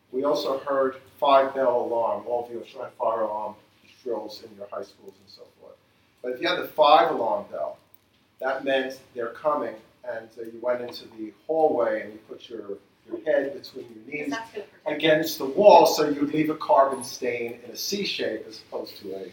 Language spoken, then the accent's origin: English; New York City, New York, United States; I grew up in Queens, New York